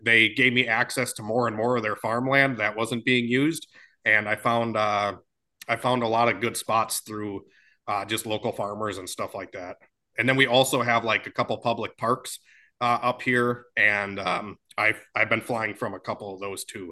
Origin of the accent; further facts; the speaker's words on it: Oshkosh, Wisconsin, United States; I'm from Oshkosh, Wisconsin.